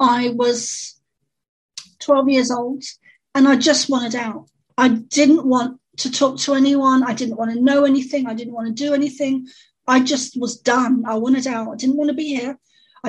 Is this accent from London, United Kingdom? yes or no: yes; London, United Kingdom; I grew up in London, in the East End, which would be similar to the equivalent of the Bronx